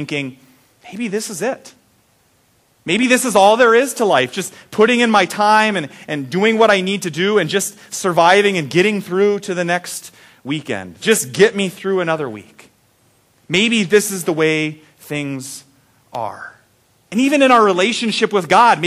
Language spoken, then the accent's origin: English; Randall, Iowa, United States; The big new tourist attraction when I was growing up in Randall was the Coke machine on Main Street.